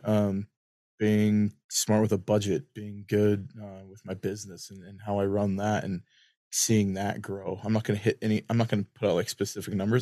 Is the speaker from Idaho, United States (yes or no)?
yes; Lewiston, Idaho, United States; I'd always know I'm home when I would smell. If you've ever been to Lewiston, there's a smell